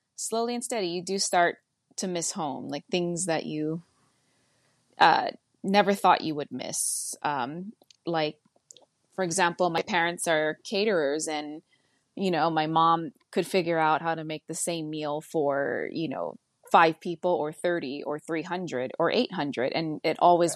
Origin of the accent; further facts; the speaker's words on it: Hakipuʻu, Oahu, Hawaii, United States; moved away as an adult; also born or lived in Honolulu, Hawaii; now in Eugene, Oregon, United States; I was born in Honolulu, Hawaii, but I was raised in Hakipu'u